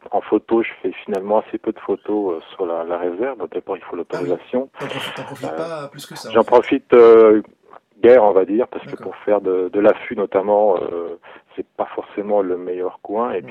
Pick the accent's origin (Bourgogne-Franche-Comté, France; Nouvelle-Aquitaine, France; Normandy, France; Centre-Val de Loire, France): Bourgogne-Franche-Comté, France; j'ai 38 ans. effectivement, je, je, suis né et j'habite et j'ai grandi en Bresse louanaise.